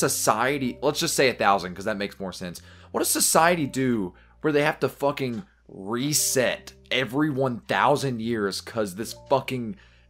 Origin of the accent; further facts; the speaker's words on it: Kentucky, United States; I'm from Kentucky. We're historically a border state.